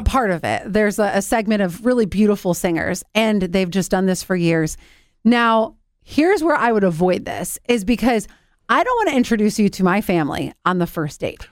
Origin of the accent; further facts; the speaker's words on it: Cleveland, Ohio, United States; the house that it was filmed in is in my hometown